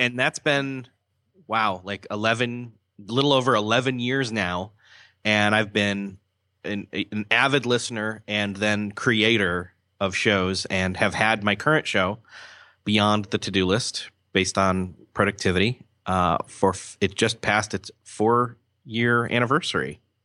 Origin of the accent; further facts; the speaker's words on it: Rochester, New York, United States; moved away as an adult; also born or lived in Marion, Indiana; I grew up in Rochester, New York, till, uh, I was about college age, where I then came to Marion, Indiana